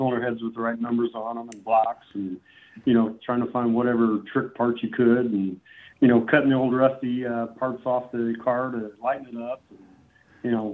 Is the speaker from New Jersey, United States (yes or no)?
no; Indianapolis, Indiana, United States; I'm actually from Indiana